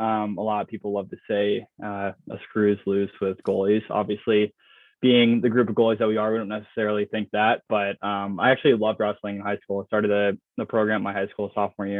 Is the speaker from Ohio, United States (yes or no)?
no; Charlotte, North Carolina, United States; I'm from Charlotte, North Carolina. So a lacrosse hotbed for sure.